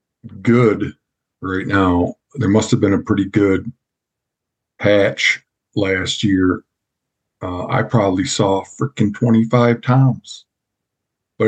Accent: Muskegon, Michigan, United States; I grew up in Muskegon

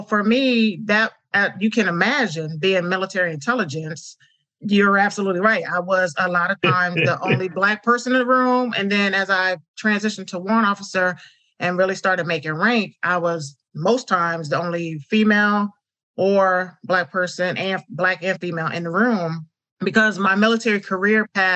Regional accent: upstate New York, United States; moved away as an adult; Being from upstate New York

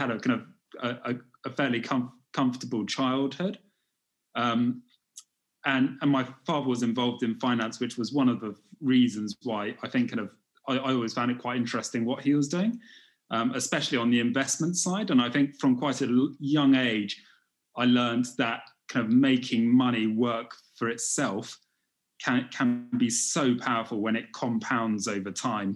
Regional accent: United Kingdom; also born or lived in China; I'm from Great Britain. I live in London

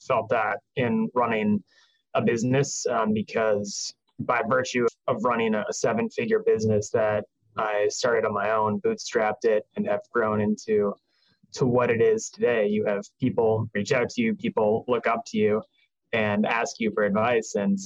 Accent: Boston, Massachusetts, United States; moved away as an adult; also born or lived in Manhattan, New York; now in New York, United States; born and raised in Boston for the prior 26 years of my life

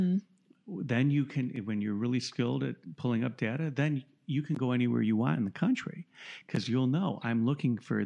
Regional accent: Southfield, Michigan, United States; I'm from Southfield, Michigan

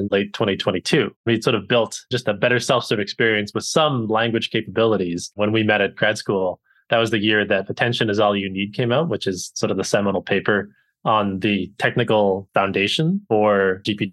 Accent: Canada; moved away as an adult; also born or lived in United Kingdom / Boston / New York; now in United States; I'm originally from Canada

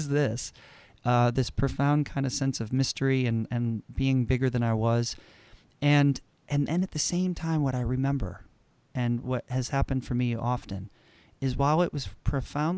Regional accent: Connecticut, United States; I grew up in Connecticut, and I'm in a small suburban town in Connecticut.

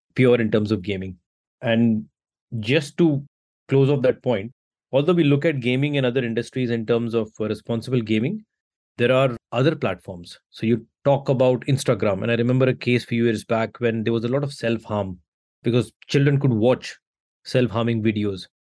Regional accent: India; I come from India

